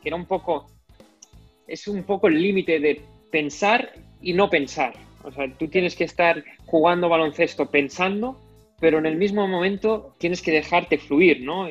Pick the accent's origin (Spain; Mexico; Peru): Spain; El Masnou, Catalonia; yo soy de Masno, que es un pueblo de 10 minutos